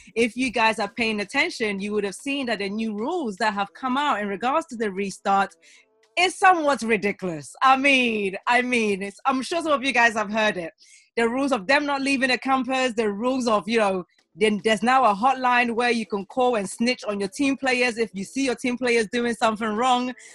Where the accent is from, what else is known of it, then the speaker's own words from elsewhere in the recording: Ghana; I'm a Ghanaian